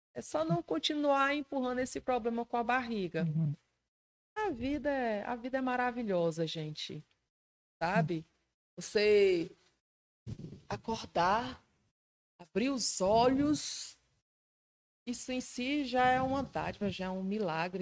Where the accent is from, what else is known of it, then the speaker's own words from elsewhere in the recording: Ceará, Brazil; o povo acha que eu não sou do Ceará